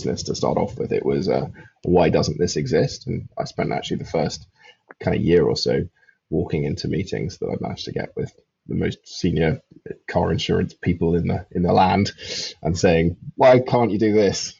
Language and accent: English; London, United Kingdom; also born or lived in Highlands of Scotland / Oxfordshire / Edinburgh; I grew up in London